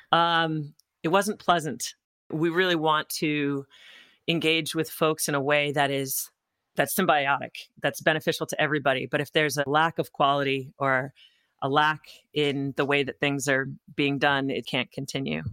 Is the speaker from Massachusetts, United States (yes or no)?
yes; Topsfield, Massachusetts, United States; also born or lived in France; I grew up in Topsfield, Massachusetts, which is on the North Shore